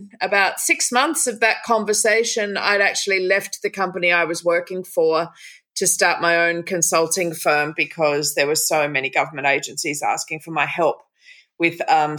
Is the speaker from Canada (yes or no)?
no; Byron Bay, New South Wales, Australia; also born or lived in Lennox Head; So I moved back home. I'm from Byron Bay